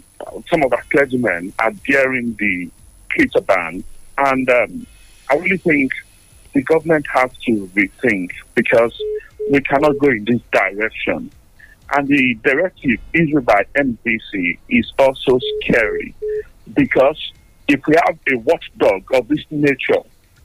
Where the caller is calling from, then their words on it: London, United Kingdom; I'm calling you from London.